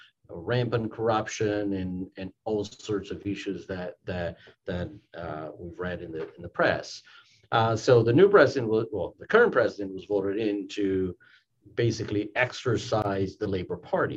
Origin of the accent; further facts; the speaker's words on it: a small town outside São Paulo, Brazil; moved away as an adult; now in Washington, D.C., United States; I grew up in Brazil. I grew up in a relatively small town outside the big city of São Paulo